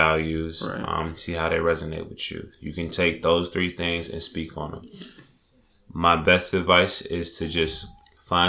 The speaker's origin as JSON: {"language": "English", "town": "Chicago", "region": "Illinois", "country": "United States", "moved": "as an adult", "lives_now": "New York, United States", "said": "I'm from Chicago. I just recently moved to the East Coast, August."}